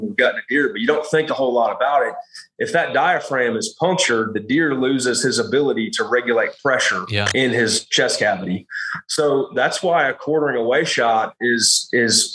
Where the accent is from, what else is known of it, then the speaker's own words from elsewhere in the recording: Illinois, United States; moved away as an adult; also born or lived in South Carolina; I grew up in Illinois. My parents have 150 acres there that we farm corn, soybeans, and wheat.